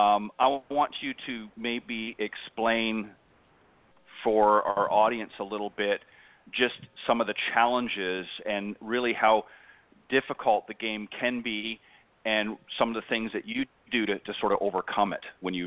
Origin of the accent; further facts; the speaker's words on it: Canada; now in Panama City Beach, United States; I live in Panama City Beach, Florida, but I'm originally from Canada.